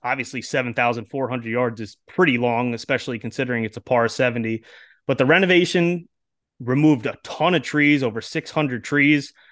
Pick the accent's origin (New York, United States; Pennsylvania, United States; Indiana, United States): New York, United States; I'm actually from New York myself, about an hour yeah. outside of the city, but not not too far close to Rochester